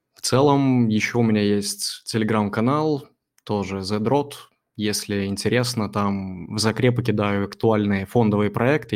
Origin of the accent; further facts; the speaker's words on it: Belarus; я вообще с Беларуси